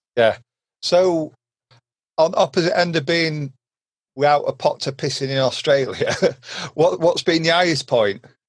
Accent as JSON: {"language": "English", "area": "Derbyshire", "region": "East Midlands", "country": "United Kingdom", "said": "Derbyshire, you know, where we were from, little small, I middle of nowhere country village"}